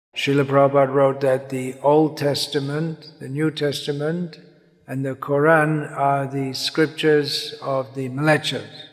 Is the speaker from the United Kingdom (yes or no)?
yes; England, United Kingdom; growing up in England